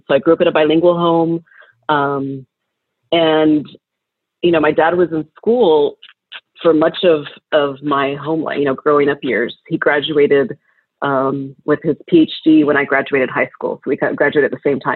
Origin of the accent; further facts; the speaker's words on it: College Station, Texas, United States; also born or lived in Houston, Texas / Washington, D.C.; I grew up in Texas, mostly College Station, which is really close to Houston